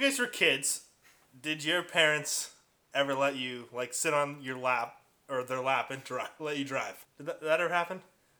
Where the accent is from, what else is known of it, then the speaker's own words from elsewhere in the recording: Port Coquitlam, British Columbia, Canada; I grew up in Poco